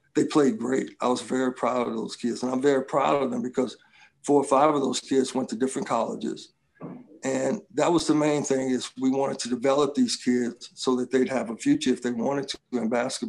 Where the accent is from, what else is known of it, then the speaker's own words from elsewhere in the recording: Little Rock, Arkansas, United States; now in California, United States; when we were growing up in my family, I came from Little Rock, Arkansas, from the South. And, you know, things were a little bit different there.